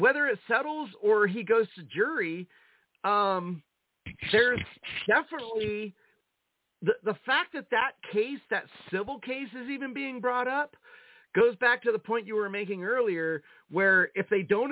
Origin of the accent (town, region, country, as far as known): United States